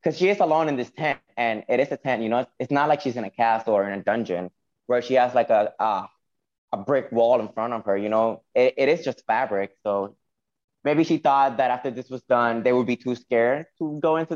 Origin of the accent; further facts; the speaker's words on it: Puerto Rico; accent: Spanish; I'm from Puerto Rico